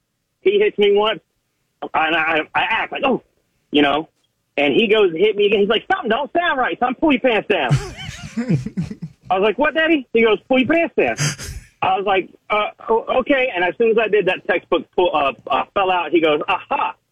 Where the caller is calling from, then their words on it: North Carolina, United States; Hi, it's … from North Carolina. How y'all doing today?